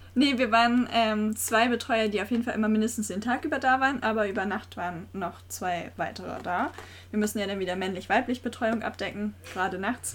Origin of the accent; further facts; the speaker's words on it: Geesthacht, Schleswig-Holstein, Germany; ich wohne auch schon immer in Geestach